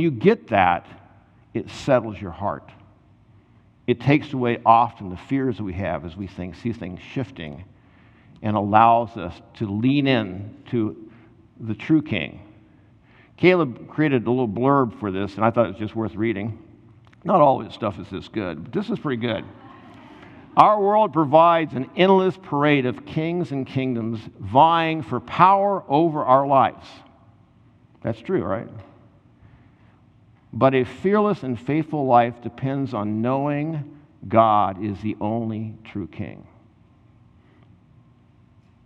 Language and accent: English; United States; I'm an American